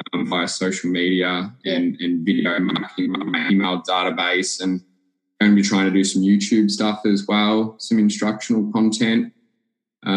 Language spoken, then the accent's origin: English; Clifton Springs, Victoria, Australia; I grew up living in Clifton Springs